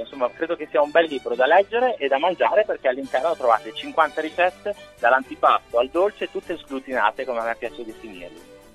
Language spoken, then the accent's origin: Italian; Emilia-Romagna, Italy; da buon emiliano